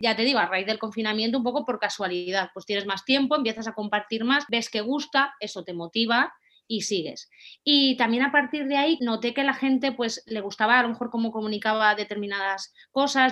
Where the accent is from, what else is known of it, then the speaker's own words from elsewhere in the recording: Valencia, Valencian Community, Spain; soy de Valencia